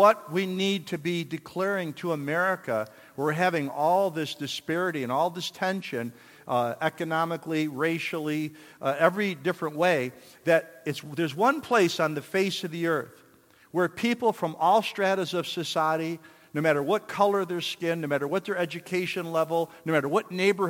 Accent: New York, United States; I'm from New York

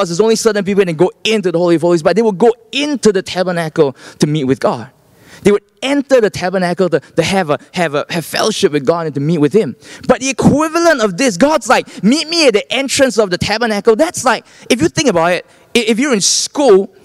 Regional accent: Singapore; I'm from Singapore

